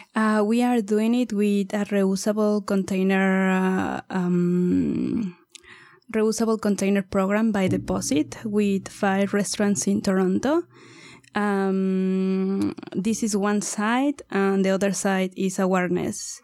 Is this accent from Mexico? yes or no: yes; Mexico; moved away as an adult; also born or lived in India; I'm originally from Mexico